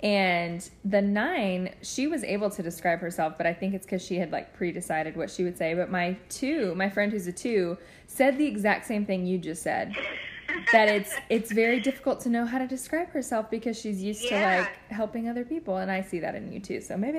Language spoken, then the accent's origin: English; Nashville, Tennessee, United States; being born and raised in Nashville